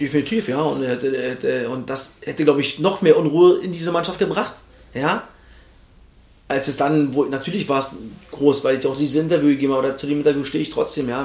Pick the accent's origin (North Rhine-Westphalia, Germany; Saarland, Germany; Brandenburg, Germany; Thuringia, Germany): Brandenburg, Germany; Cottbus; moved away; von meinem Heimatverein äh, äh, oder von meiner Heimatstadt, von dem Verein wo ich auch viele Jahre vorher schon gespielt habe